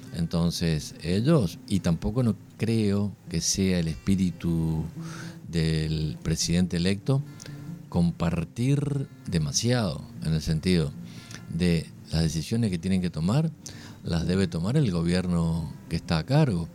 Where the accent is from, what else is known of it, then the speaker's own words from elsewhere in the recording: Argentina; somos todos argentinos